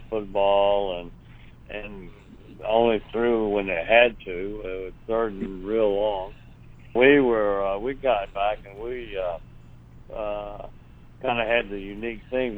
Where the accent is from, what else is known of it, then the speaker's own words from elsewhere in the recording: Hillsville, Virginia, United States; also born or lived in Mount Airy, North Carolina; I grew up in a little small town, Hillsville, Virginia, and actually out in an area called Fancy Gap, Virginia